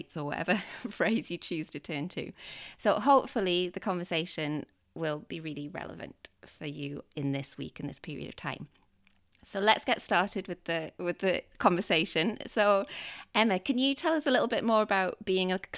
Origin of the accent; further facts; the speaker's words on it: Newcastle upon Tyne, North East England, United Kingdom; we're similar ages and we're both from Newcastle